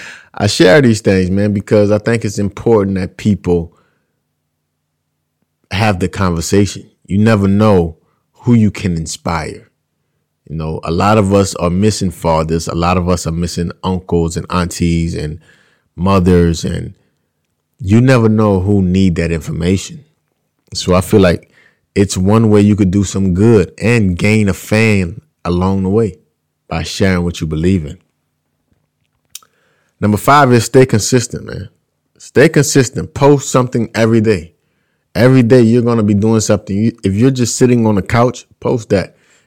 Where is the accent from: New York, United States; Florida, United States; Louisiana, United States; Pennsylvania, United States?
Louisiana, United States; I'm out here. I'm from Louisiana. That's how we talk.